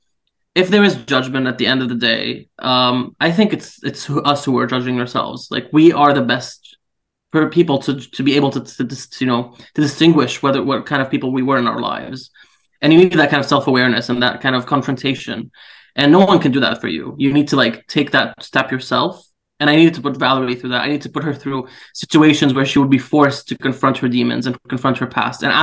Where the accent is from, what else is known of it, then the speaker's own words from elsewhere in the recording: Syria; moved away; I'm from Syria, and unfortunately I've had to live through, you know, several years of the war there.